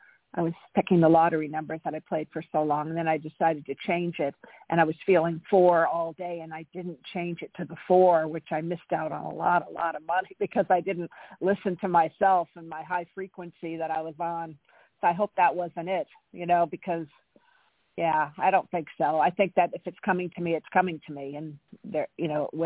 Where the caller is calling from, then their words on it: California, United States; Thank you, Charlotte. This is …. I'm in California.